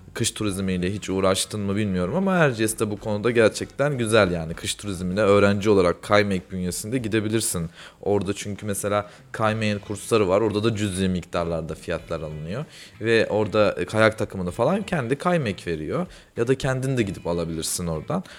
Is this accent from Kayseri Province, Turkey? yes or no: yes; Kayseri Province, Turkey; Ben Kayseriliyim